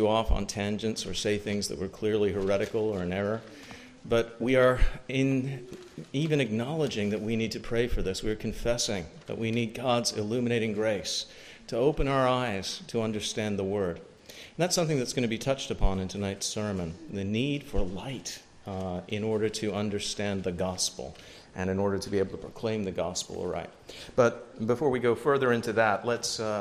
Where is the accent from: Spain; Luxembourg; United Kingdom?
United Kingdom; moved away; I was born just outside of London